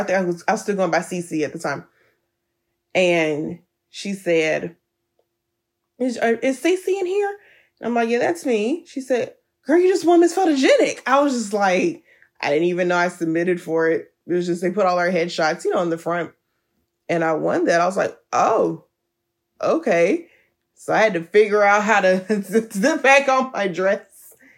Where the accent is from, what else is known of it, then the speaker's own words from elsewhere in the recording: Birmingham, Alabama, United States; moved away; I was back in Alabama in my hometown of Birmingham.